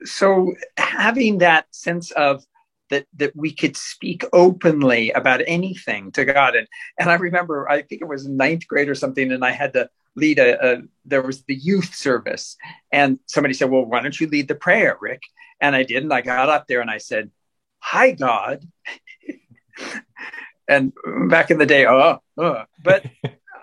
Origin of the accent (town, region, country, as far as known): Southern California, United States; born or raised there